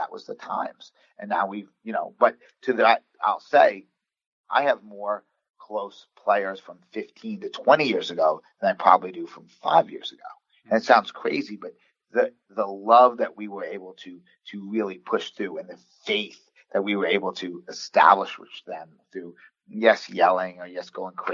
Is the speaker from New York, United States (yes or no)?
yes; Long Island, New York, United States; I'm from Long Island, New York.